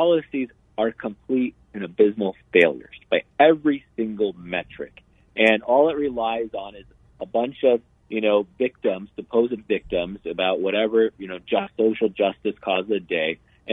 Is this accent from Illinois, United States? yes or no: yes; Chicago, Illinois, United States; now in Arizona, United States; I was born in Chicago